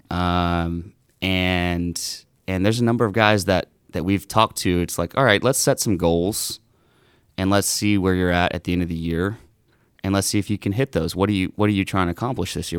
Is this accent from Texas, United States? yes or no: yes; Southeast Texas, United States; I grew up in Southeast Texas